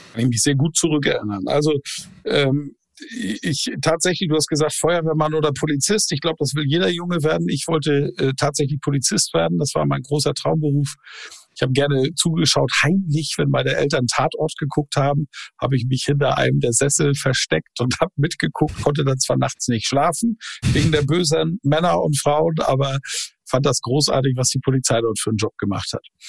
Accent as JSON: {"language": "German", "area": "Plön district", "region": "Schleswig-Holstein", "country": "Germany", "tie": "born or raised there", "said": "geboren am Weltfrauentag, 8.3.1972 im Kreis Plön. Das ist der Kreis direkt südlich der schleswig-holsteinischen Landeshauptstadt Kiel"}